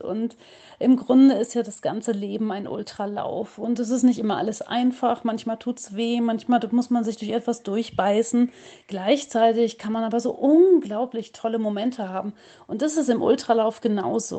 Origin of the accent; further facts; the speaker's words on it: Hagen, North Rhine-Westphalia, Germany; in meiner Heimatstadt in Hagen